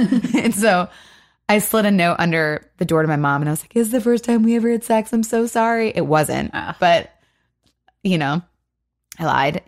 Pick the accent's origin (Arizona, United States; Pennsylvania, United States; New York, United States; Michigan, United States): Michigan, United States; Yeah, we're from Michigan, and you've got a tramp stamp.